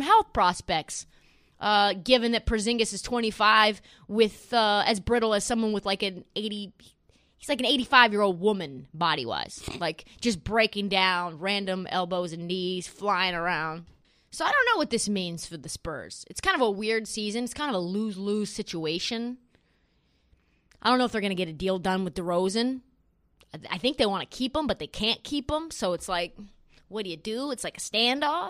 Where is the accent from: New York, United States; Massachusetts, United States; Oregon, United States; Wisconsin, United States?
Oregon, United States; Portland; moved away; So I grow up in Portland.